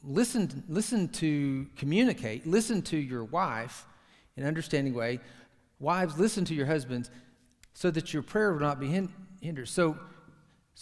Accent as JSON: {"language": "English", "town": "Tyler", "region": "Texas", "country": "United States", "tie": "born or raised there", "said": "Tyler, my hometown, rose capital of the entire universe"}